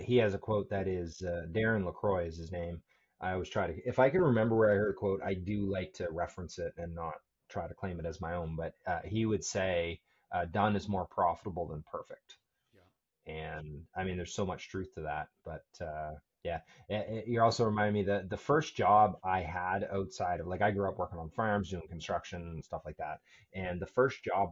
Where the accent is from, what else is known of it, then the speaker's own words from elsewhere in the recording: Annapolis Valley, Nova Scotia, Canada; moved away; also born or lived in Cambridge, Nova Scotia; I grew up in the Annapolis Valley